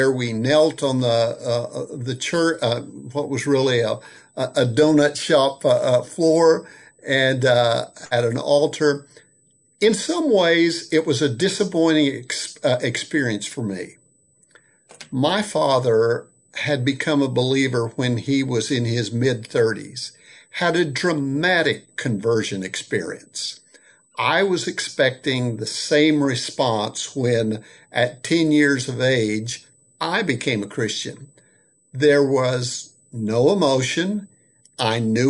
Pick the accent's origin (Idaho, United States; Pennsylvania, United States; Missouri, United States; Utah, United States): Missouri, United States; Southwest; I grew up in Southwest Missouri. Most of my life was spent there.